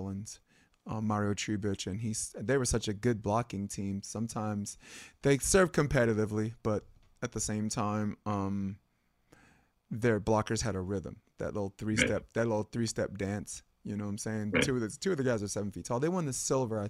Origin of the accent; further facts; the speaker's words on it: New York City, New York, United States; I'm born and raised in Brooklyn